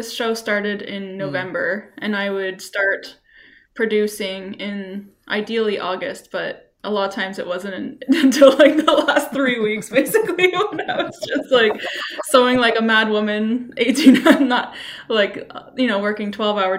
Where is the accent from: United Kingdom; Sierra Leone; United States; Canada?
Canada; south of Ottawa, Ontario; moved away as an adult; also born or lived in Victoria; now in Halifax, Canada; my hometown, which was south of Ottawa